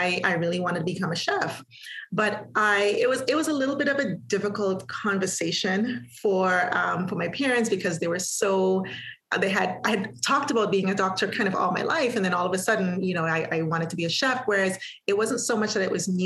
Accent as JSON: {"language": "English", "country": "Antigua & Barbuda", "tie": "born or raised there", "also_born_or_lived": "Halifax, Canada", "moved": "as an adult", "said": "I am from Antigua, small island in the Caribbean. I was born there. I was raised there"}